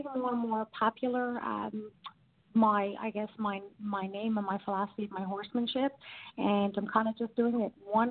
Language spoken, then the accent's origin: English; Newfoundland and Labrador, Canada; moved away; I'm a Newfoundlander and I'm from Newfoundland, and we're very well known for our hospitality